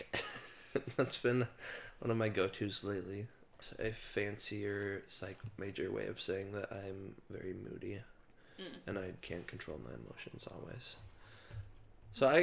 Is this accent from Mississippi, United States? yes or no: no; Kansas, United States; moved away; I'm from Kansas. I grew up with a gajillion siblings